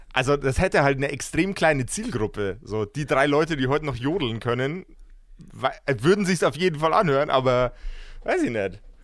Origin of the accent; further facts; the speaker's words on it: Lower Bavaria, Germany; ich komme aus äh, dem wunderbaren, äh, sehr niederbayerischen Poing